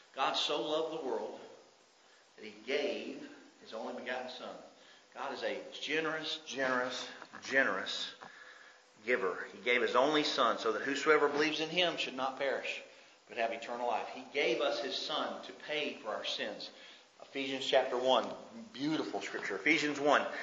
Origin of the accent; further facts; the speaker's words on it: United States; as an American